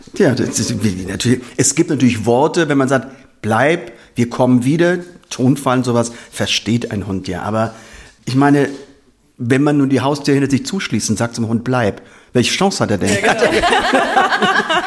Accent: Vordereifel, Rhineland-Palatinate, Germany; also born or lived in Koblenz; ich komme aus Rheinland-Pfalz. Wir beide kommen aus Rheinland-Pfalz, also meine Frau und ich. Ähm, ich bin aufgewachsen ungefähr so 30 hm, Kilometer in der Vordereifel und bin auch die letzten Jahre im Gymnasium in Koblenz zur Schule gegangen

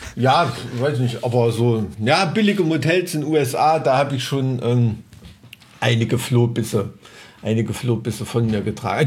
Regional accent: East Germany, Germany; ich als Kind, ich bin mit äh, Leuchtstoffröhren aufgewachsen, ne? weil, weißt du, in so einem DDR-Neubau-Plattenbaugebiet.

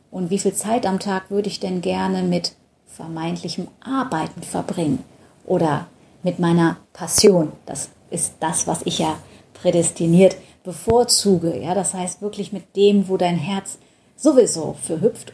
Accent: Düsseldorf, North Rhine-Westphalia, Germany; Ich komme ja aus Düsseldorf

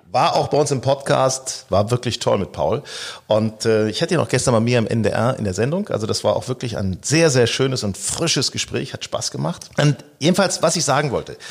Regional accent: Northern Germany, Germany; also born or lived in Hanover; Wir stammen ja aus Norddeutschland.

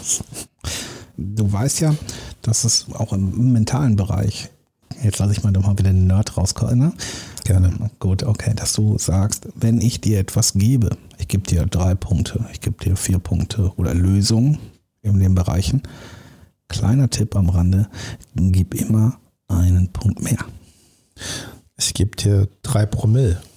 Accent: Dortmund, North Rhine-Westphalia, Germany; ich bin ja im Ruhrgebiet geboren, so Dortmunder Jung

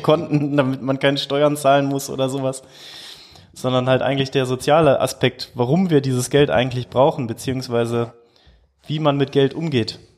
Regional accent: Duisburg, North Rhine-Westphalia, Germany; ich komme aus Duisburg

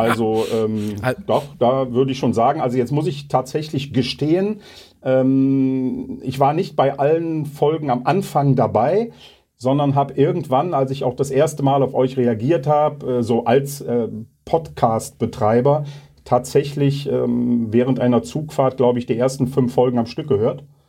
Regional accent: Leverkusen, North Rhine-Westphalia, Germany; in meiner Heimatstadt

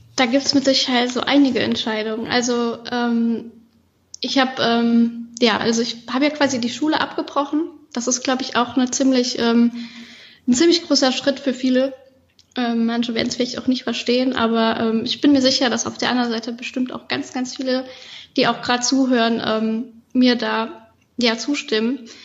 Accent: Koblenz area, Rhineland-Palatinate, Germany; moved away as an adult; now in Malta; ich bin auf dem Land aufgewachsen. Ich bin zwar in Koblenz geboren, aber später dann aufs Land gezogen mit meinen Eltern. Das heißt, ich habe meine ganze Kindheit eigentlich da verbracht

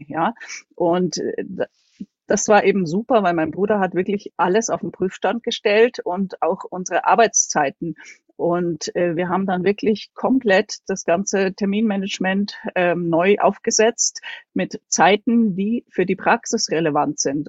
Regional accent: Munich, Bavaria, Germany; von der Wohnung, wo ich aufgewachsen bin, bis zu unserem Haus, wo ich jetzt wohne, sind, liegen nur 100 Meter dazwischen. Ansonsten habe ich in München, bin ich zur Schule gegangen, habe dort studiert

